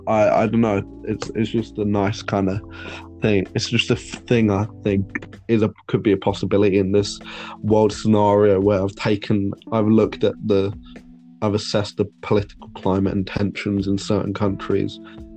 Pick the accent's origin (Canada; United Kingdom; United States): United Kingdom; But we were like, because we're British, we need to be ruled. We can't rule ourselves.